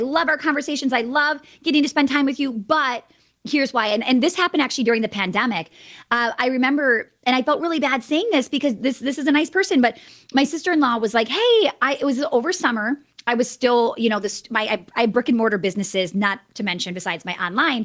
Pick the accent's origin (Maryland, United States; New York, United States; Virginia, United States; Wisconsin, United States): Wisconsin, United States; I'm from Wisconsin